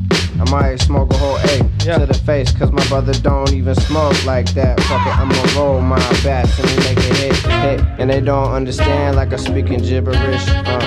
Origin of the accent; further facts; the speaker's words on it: Stockton, California, United States; I'm from Stockton.